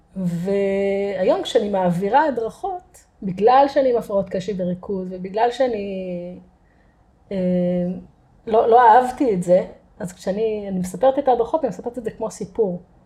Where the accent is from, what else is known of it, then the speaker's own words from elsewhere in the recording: Kerem Maharal, Haifa District, Israel; also born or lived in Kfar Galim; גדלתי בכרם מהר"ל